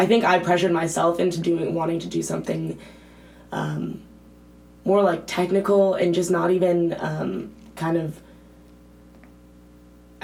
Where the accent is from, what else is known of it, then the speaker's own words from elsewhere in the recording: East Coast, United States; moved away as an adult; now in Berkeley, United States; I'm from the East Coast